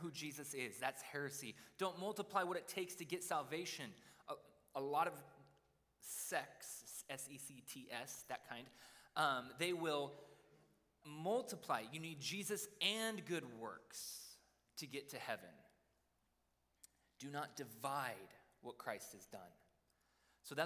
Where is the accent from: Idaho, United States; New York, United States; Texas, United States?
Idaho, United States; I grew up in Idaho